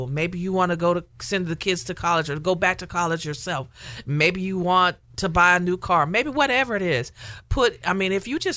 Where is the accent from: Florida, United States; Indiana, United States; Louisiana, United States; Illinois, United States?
Louisiana, United States; I'm from Louisiana